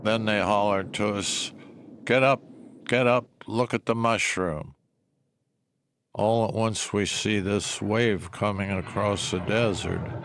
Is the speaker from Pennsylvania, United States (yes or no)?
yes; Shanksville, Pennsylvania, United States; I was born in Shanksville, Pennsylvania